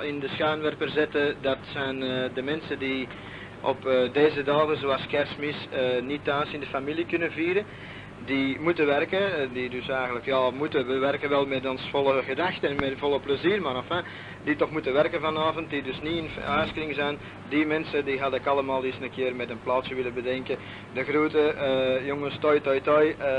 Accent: Antwerp, Flanders, Belgium; moved away; ik ben een echte Antwerpenaar

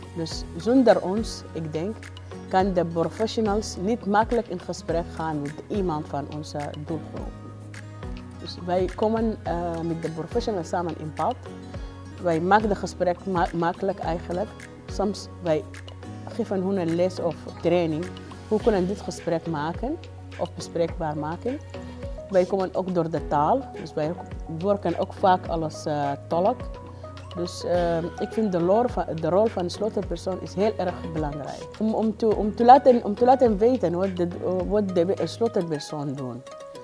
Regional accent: Sudan; Dutch is a second language; moved away as an adult; now in Netherlands; Eh, ik kom uit Sudan

